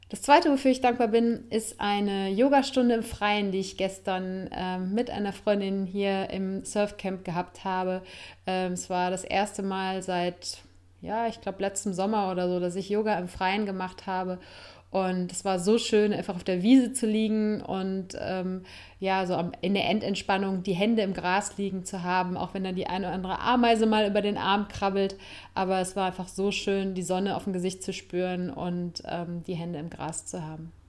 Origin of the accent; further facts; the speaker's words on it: North Rhine-Westphalia, Germany; am Sonntag äh, war äh, Landtagswahl ähm, in äh, Nordrhein-Westfalen, da wo ich herkomme.